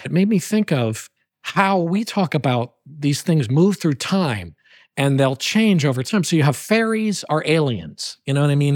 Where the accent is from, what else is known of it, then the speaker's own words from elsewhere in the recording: New Haven, Connecticut, United States; I'm a native of the Nutmeg State